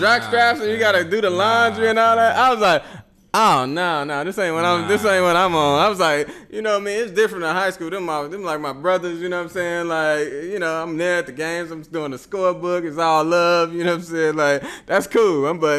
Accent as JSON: {"language": "English", "town": "Chicago", "region": "Illinois", "country": "United States", "said": "I'm from Chicago and like we don't talk to each other like that, you know, walking down the street."}